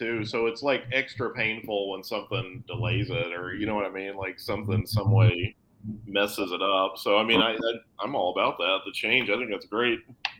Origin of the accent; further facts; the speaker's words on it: Oklahoma, United States; I'm from Oklahoma